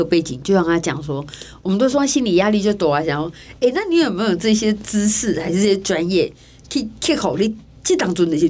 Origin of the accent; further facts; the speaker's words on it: Taiwan; 我们是台湾人哎，